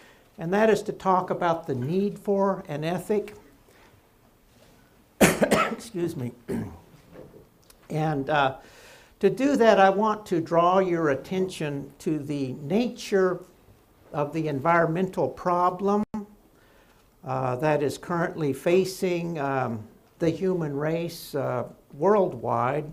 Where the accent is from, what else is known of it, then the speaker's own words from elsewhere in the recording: Oklahoma, United States; my home state of Oklahoma